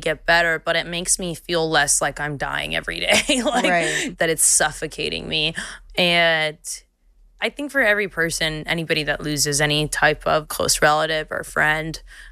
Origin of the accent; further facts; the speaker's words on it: Los Angeles, California, United States; first language Spanish; English is a second language; also born or lived in Florida / Miami; I moved to LA when I was 8